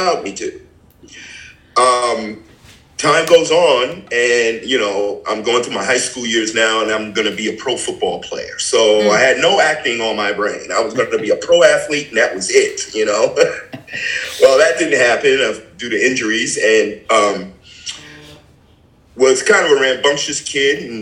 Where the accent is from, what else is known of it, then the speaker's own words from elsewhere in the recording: New York City, New York, United States; I grew up in Brooklyn